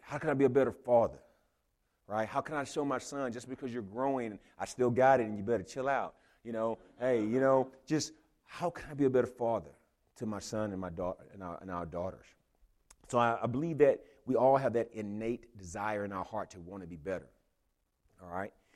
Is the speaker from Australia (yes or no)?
no; Houston, Texas, United States; moved away; I'm from Houston